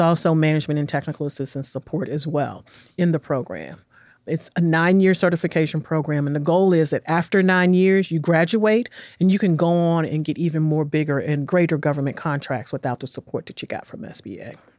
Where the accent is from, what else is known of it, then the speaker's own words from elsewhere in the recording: Washington, District of Columbia, United States; moved away as an adult; also born or lived in Los Angeles / New York; now in Nashville, United States; I was born and raised in Washington, D C in nineteen sixty-nine.